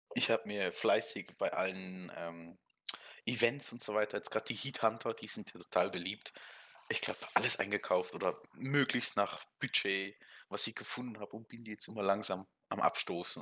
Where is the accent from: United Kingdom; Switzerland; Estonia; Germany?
Switzerland; Ich bin Schweizer